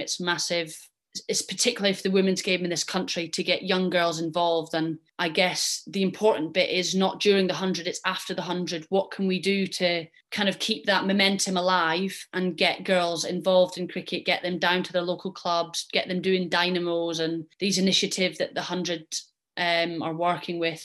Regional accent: Scotland, United Kingdom; I'm Scottish and I represent Scotland

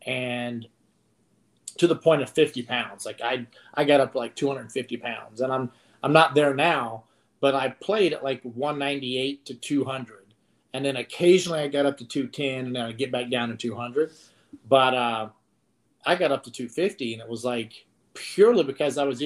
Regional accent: Pulaski County, Virginia, United States; also born or lived in Radford, Virginia; I was born in Radford Hospital. Grew up in Pulaski County, like right across the river

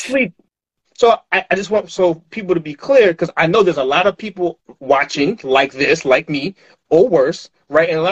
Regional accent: New York City, New York, United States; I'm born and raised in New York City

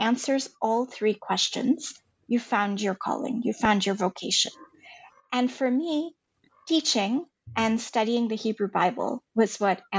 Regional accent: India; moved away as an adult; also born or lived in Boston, United States; now in Silicon Valley, United States; I grew up in India. I grew up in the foothills of the Himalayas

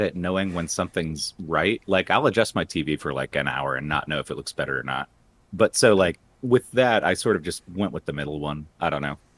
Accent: West Palm Beach, Florida, United States; I grew up in West Palm Beach

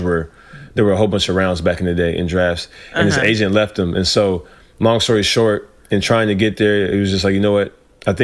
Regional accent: Ruston, Louisiana, United States; also born or lived in Los Angeles, California; I really started growing up in Louisiana

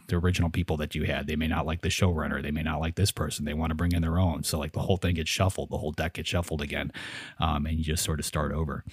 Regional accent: United States; I'm an American

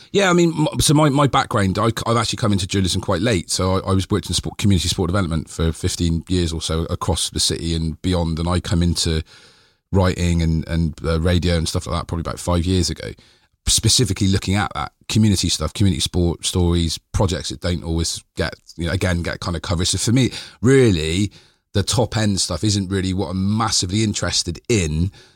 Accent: Bristol, South West England, United Kingdom; I was born in Eastfield, so I grew up

